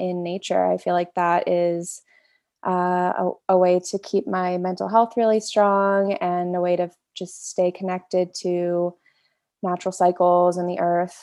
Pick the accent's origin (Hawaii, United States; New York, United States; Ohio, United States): Ohio, United States; Cincinnati; moved away as an adult; now in Boulder, United States; I grew up in Cincinnati, Ohio, with two Western doctors for parents